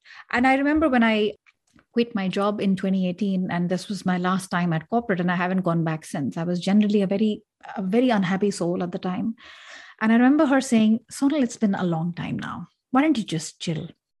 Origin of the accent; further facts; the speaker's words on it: Delhi, India; I come from Delhi, and then you have big cities, and then you have rural culture, urban culture, etc. I come from a part of India where it's pretty modern.